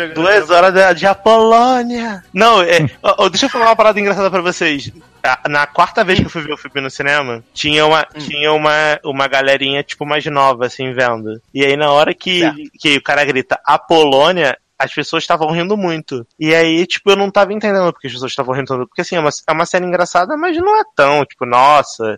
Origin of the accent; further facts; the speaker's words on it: Brazil; eu sou brasileiro